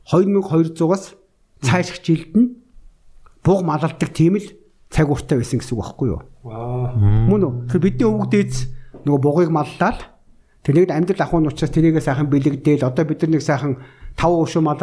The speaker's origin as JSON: {"language": "Mongolian", "country": "Mongolia", "tie": "born or raised there", "said": "миний өөрөө төрж өссөн био"}